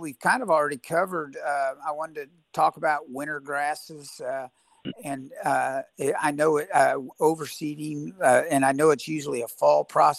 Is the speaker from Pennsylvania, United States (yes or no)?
no; Texas, United States; also born or lived in Dallas, Texas; now in Tulsa, United States; And I grew up in Texas. Part of it is West Texas. Part of it was up in the Dallas area as I was growing up.